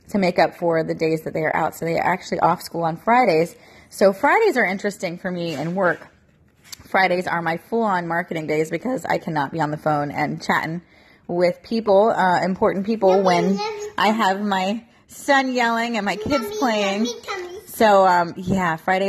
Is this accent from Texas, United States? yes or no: no; St. Petersburg, Florida, United States; I was born and raised in Florida. I was born in St. Petersburg and lived in Florida my entire life